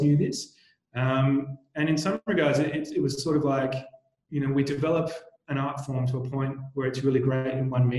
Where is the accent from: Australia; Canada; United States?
Australia; Tasmania; moved away; I actually grew up in Tasmania, you know, a small island down the bottom of Australia